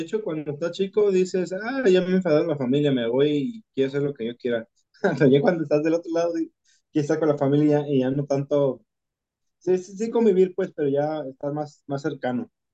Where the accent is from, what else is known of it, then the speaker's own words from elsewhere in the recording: Jalisco, Mexico; accent: Jalisco; los que hablamos cantados somos, somos los de Jalisco